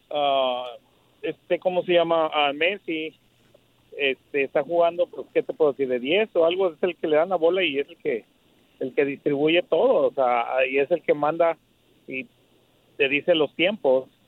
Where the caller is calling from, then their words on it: Houston, Texas, United States; Del Southwest.